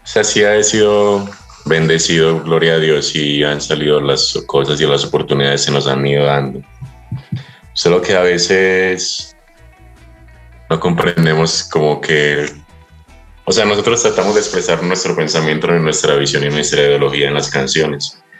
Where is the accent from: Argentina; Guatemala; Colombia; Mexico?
Colombia; moved away as an adult; now in Otavalo, Ecuador; de donde yo vengo es un lugar donde usted crece